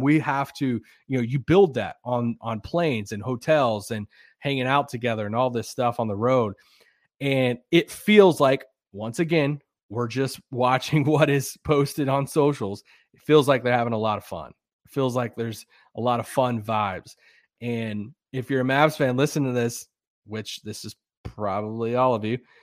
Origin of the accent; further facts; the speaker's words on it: Kentucky, United States; moved away; my hometown today, uh, yesterday in Kentucky